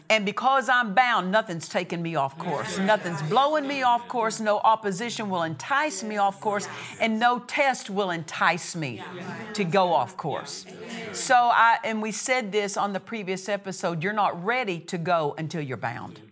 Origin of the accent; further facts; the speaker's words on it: Oklahoma, United States; moved away as an adult; now in Murrieta, United States; I was from Oklahoma